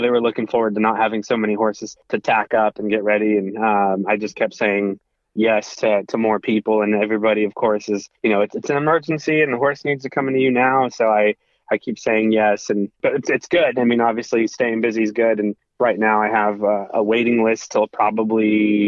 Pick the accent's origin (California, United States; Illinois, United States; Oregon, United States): Oregon, United States; Woodburn; also born or lived in Portland, Oregon; And so I grew up in Woodburn, Oregon, and went to high school there